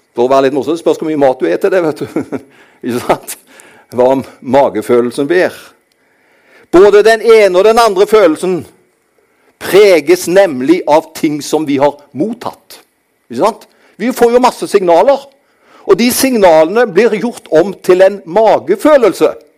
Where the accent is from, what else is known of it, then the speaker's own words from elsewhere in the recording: Karmøy, Rogaland, Norway; Jeg kommer fra dette herlige fylket som heter Rogaland. Men jeg er oppvokst på den kristne ø Karmøy.